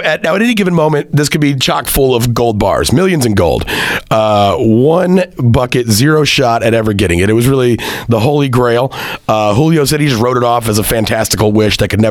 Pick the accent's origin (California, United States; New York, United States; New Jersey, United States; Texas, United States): Texas, United States; Central; moved away as an adult; also born or lived in Hartford, Connecticut; I left Central Texas to move to the hustle bustle of Hartford, Connecticut